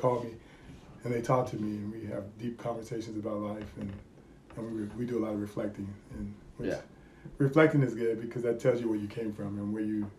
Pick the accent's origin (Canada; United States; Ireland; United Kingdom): United States; California; moved away as an adult; I moved here in 2000, and I moved here from California.